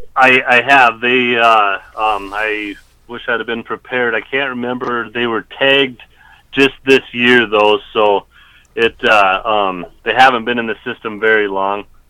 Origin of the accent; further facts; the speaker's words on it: Black Hills of South Dakota, United States; growing up in the Black Hills of South Dakota